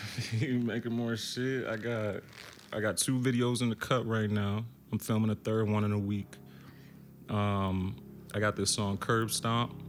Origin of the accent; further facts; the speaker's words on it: Baltimore, Maryland, United States; moved away as an adult; also born or lived in Richmond, Virginia; now in Brooklyn, United States; I'm from Baltimore, but I lived a year in Richmond